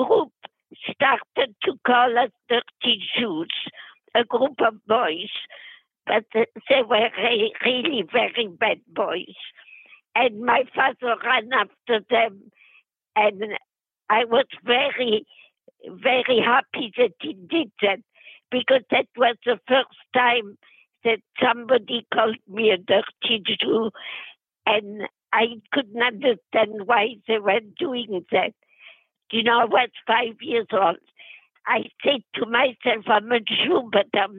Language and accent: English; Metz, Grand Est, France; English is a second language; moved away as an adult; also born or lived in Poitiers, France / Germany / Vietnam; now in Los Angeles, United States; I was born in Metz, M-E-T-Z, which is the capital of the state of Moselle, M-O-S-E-L-L-E, in Lorraine. And I was raised in Metz until 1939